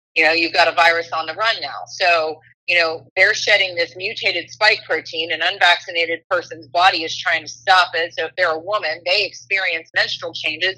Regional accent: Oxford, Ohio, United States; my hometown of Oxford, Ohio

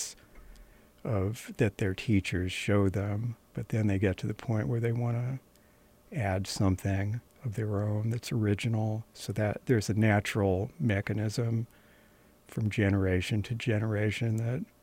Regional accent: California, United States; moved away as an adult; now in New York City, United States; I grew up in California and went to school at Stanford

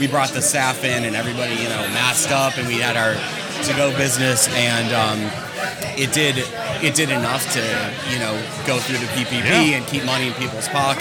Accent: Murray, Kentucky, United States; moved away as an adult; now in New York, United States; I'm from Murray, Kentucky.

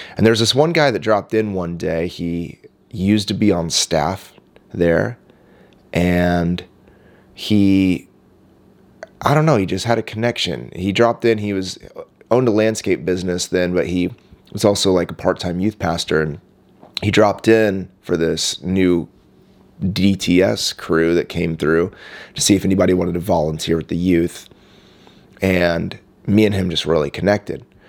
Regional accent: Indianapolis, Indiana, United States; also born or lived in Miami, Florida; now in San Diego, United States; in the early nineties, we moved back to Indianapolis, uh, where my dad planted another church and he's still pastoring there today. I grew up in that church movement

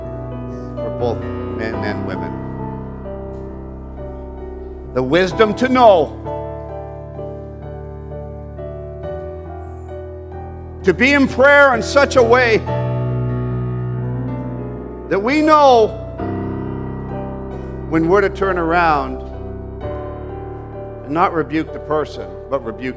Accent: Canada; I'm a Canadian, don't get me wrong. I love my country. I fight for this country.

